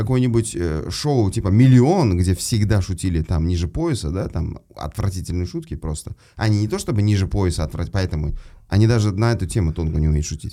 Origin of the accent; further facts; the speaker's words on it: Uzbekistan; мы, как узбеки, узбекистанцы